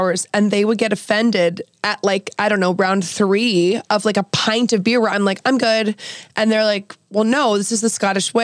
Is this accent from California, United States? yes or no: no; outskirts of Philly, Pennsylvania, United States; also born or lived in New York; I grew up in New York and then moved to outside of Philly